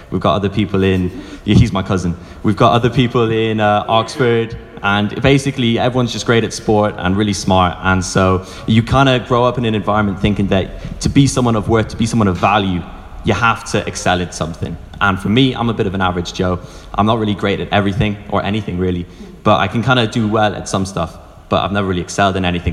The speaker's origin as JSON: {"language": "English", "town": "Wicklow", "region": "Leinster", "country": "Ireland", "said": "I'm from Wicklow"}